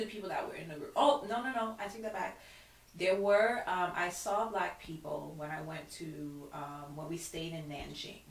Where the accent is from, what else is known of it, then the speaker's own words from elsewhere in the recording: Brooklyn, New York, United States; I'm known as a Guyanese Haitian because I grew up in the Haitian community. I, I live in a Flatbush community